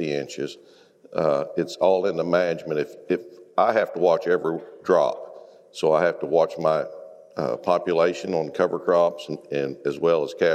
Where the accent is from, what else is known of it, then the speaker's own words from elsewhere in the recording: northwest Oklahoma, United States; from northwest Oklahoma. I live about 40 miles below the panhandle of Oklahoma